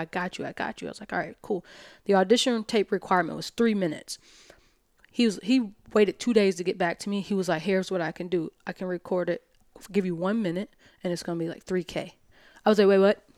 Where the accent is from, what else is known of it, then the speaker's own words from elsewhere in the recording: Alabama, United States; moved away as an adult; also born or lived in New York; I'm from Alabama